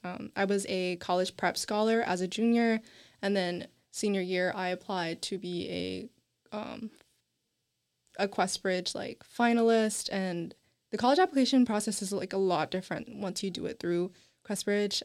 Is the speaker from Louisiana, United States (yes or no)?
no; Nashville, Tennessee, United States; first language English; I'm from Nashville, Tennessee